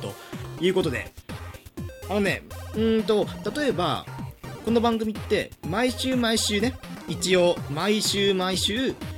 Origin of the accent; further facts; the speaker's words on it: Hyogo countryside, Japan; moved away as an adult; also born or lived in Itabashi, Tokyo; now in Tokyo, Japan; 兵庫のクソ田舎から東京のね、シティボーイになるために、まあ、大学に上京するために、5年前